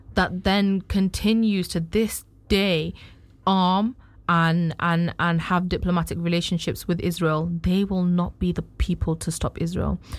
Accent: United Kingdom; as a British citizen

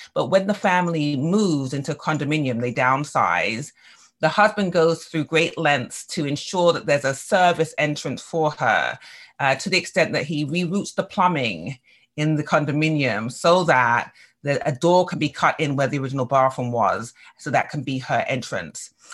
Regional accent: England, United Kingdom; now in United States; growing up in England

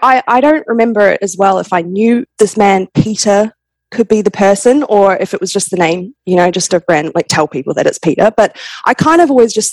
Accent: New Zealand; moved away as an adult; also born or lived in Perth, Australia; now in Australia; I was born in Perth, Australia, but I grew up in New Zealand.

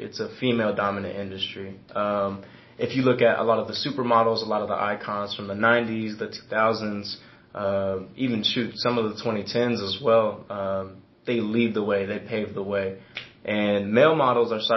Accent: Edmond, Oklahoma, United States; also born or lived in Missouri; I'm from Edmond, Oklahoma, born and raised. I went back and forth in between Missouri as well

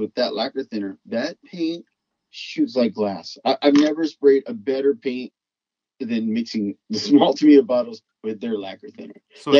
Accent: Texas, United States; also born or lived in Louisiana; Well, I grew up in Texas and Louisiana, more in the, let's call it the lower income sections.

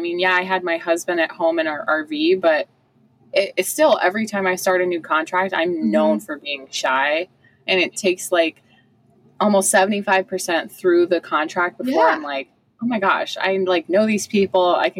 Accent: Ohio, United States; moved away as an adult; Because for mine, I'm from Ohio.

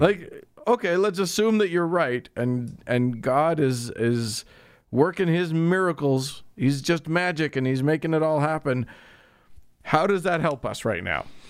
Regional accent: United States

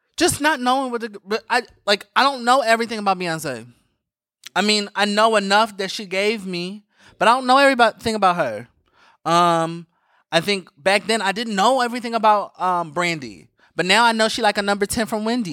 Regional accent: Philadelphia, Pennsylvania, United States; I'm from Philly

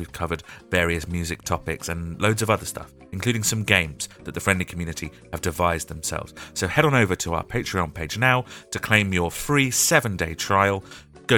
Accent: United Kingdom; We're British

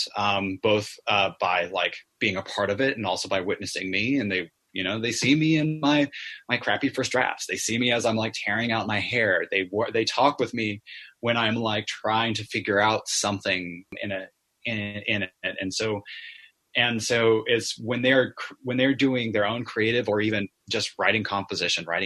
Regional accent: California, United States; with a theater company in California called Barnyard Theater. My hometown

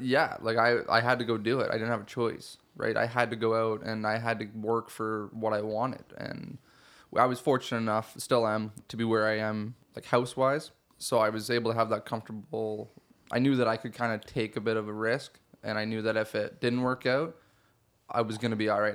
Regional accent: Shelburne, Ontario, Canada; I grew up in Shelburne, so not too far from here in Dufferin County

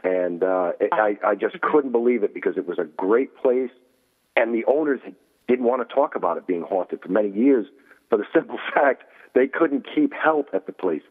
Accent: Rhode Island, United States; here in Rhode Island, in my hometown.

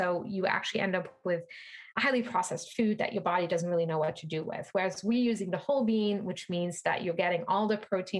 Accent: Luxembourg; moved away as an adult; also born or lived in France; now in Brooklyn, United States; I grew up in Luxembourg, tiny little country in Europe

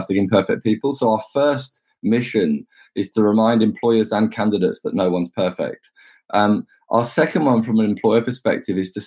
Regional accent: England, United Kingdom; I'm an Englishman.

